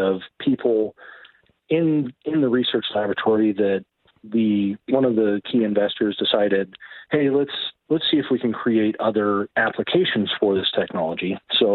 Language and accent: English; Grass Valley, California, United States; also born or lived in San Francisco Bay Area, California; I was born in the Bay Area and lived on the coast for a few years. And then when I was about 10 years old, we moved up to the Grass Valley area. I've been here ever since.